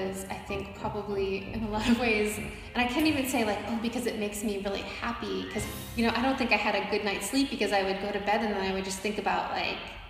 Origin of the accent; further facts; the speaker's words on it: Ohio, United States; also born or lived in Dallas; now in Houston, United States; I'm a Midwest girl. I grew up in Ohio.